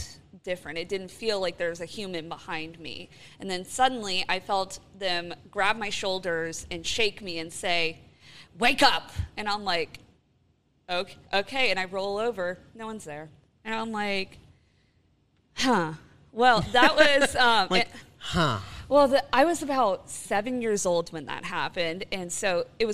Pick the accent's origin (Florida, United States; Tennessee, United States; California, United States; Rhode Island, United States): Florida, United States; where I grew up in Florida